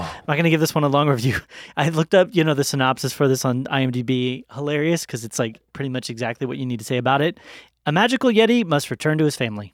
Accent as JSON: {"language": "English", "country": "United States", "said": "as an American"}